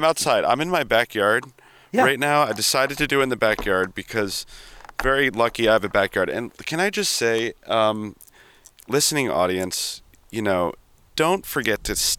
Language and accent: English; United States; I'm an American